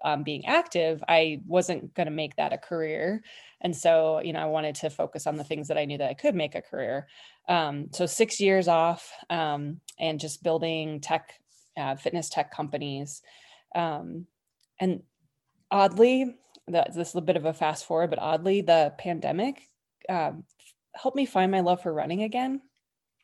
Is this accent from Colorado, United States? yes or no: yes; Colorado, United States; I was born and raised in Colorado.